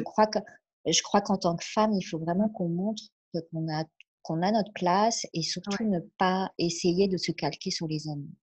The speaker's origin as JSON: {"language": "French", "country": "France", "tie": "born or raised there", "said": "J'ai la chance d'être en France et d'être née en France et je revendique ça et je remercie mes parents d'avoir fait ce choix-là, mmh euh, de nous avoir élevés en France."}